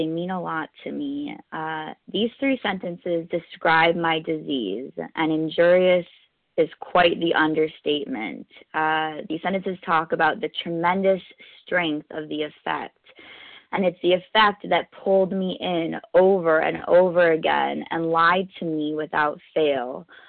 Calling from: New York City, New York, United States; I'm calling in from New York City.

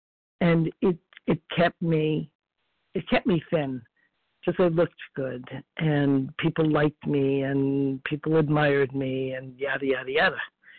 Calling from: Florida, United States

